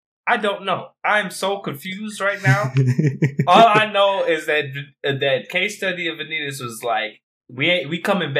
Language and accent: English; United States; Because we're American.